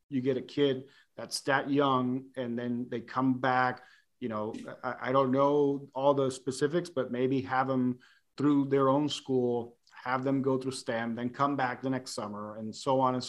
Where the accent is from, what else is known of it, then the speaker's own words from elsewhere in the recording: Puerto Rico; moved away; growing up in Puerto Rico